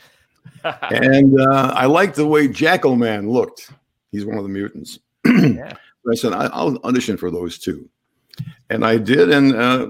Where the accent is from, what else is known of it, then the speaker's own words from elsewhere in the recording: Illinois, United States; now in Connecticut, United States; Not from here. I'm from the Midwest, the Midwestern part of our country, and from Illinois.